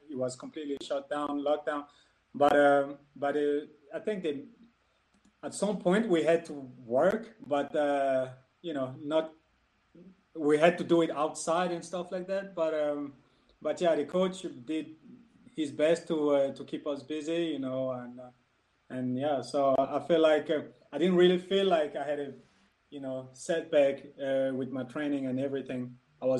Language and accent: English; Copenhagen, Capital Region of Denmark, Denmark; English is a second language; also born or lived in Ivory Coast; I was born in Ivory Coast and I lived there until I was 10, 11, and my father decided to move to Denmark, so we all went to Denmark, where I basically lived the rest of my years until now. I grew up in Copenhagen